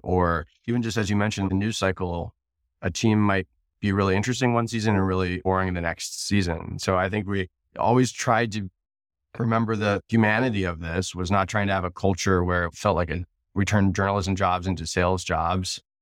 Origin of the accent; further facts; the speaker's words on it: Cincinnati, Ohio, United States; moved away; also born or lived in San Francisco; I'm from Cincinnati